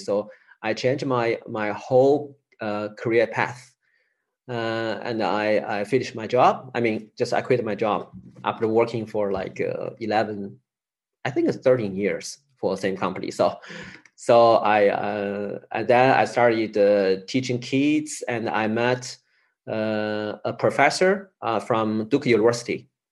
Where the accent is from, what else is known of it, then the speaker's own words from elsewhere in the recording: Chengdu, Sichuan, China; I moved to the big city, my hometown, uh, Chengdu city